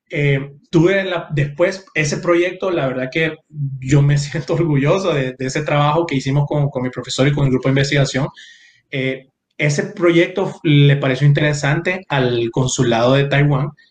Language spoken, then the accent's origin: Spanish; San Pedro Sula, Cortés, Honduras; moved away; yo crecí en San Pedro Sula, en Barrio Medina